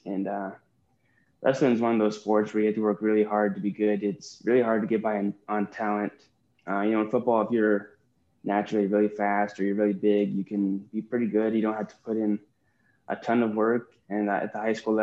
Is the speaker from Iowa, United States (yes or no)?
yes; Southeast Iowa, United States; I grew up in Southeast Iowa, and I just work on my family's farm